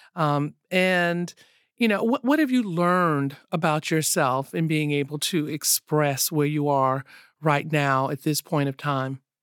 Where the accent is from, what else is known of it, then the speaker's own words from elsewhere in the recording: the South, United States; I grew up in the South